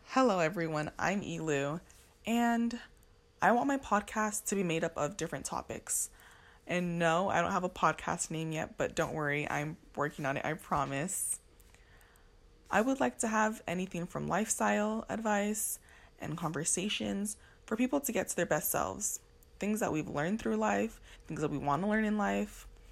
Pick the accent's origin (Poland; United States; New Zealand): United States; Los Angeles, California; I'm from Los Angeles, California, but I am Nigerian American